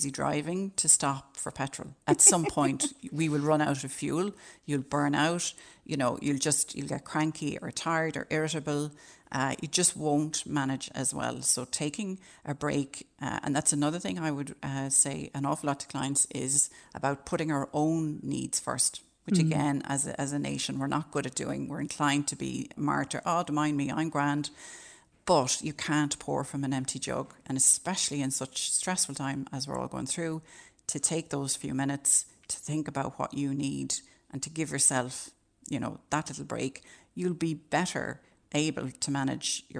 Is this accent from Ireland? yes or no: yes; Ireland; as Irish people